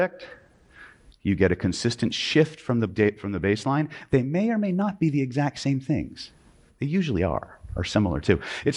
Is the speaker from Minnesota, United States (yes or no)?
no; California, United States; I'm from California